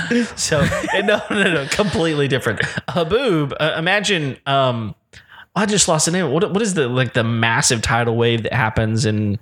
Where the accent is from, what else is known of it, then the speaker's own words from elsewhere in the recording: West Texas, United States; I grew up in West Texas.